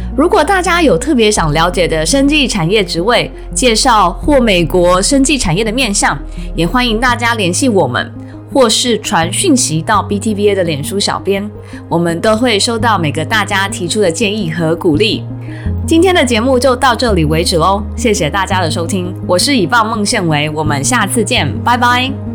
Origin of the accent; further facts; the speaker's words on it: Taiwan; 我们的家乡台湾